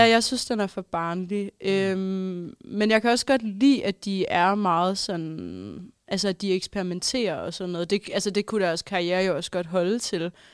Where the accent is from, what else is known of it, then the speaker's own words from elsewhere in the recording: Holstebro, Central Denmark Region, Denmark; moved away; har jeg også, øh, været hjemme i Holstebro